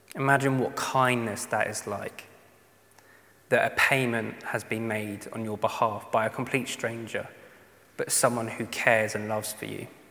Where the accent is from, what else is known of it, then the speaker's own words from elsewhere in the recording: United Kingdom; especially being British